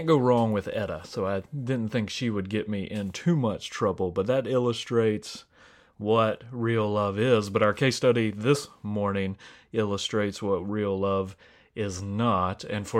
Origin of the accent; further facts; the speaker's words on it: Atlanta, Georgia, United States; You know, I'm from Atlanta, which is Smogsville, USA.